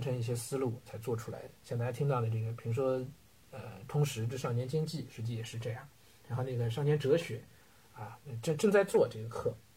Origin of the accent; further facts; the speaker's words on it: China; 我们中国人